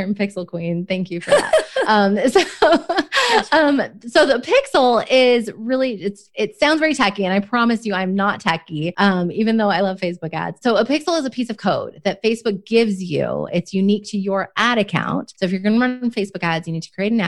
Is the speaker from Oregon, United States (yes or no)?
yes; Oregon, United States; now in Dallas, United States; I grew up in Oregon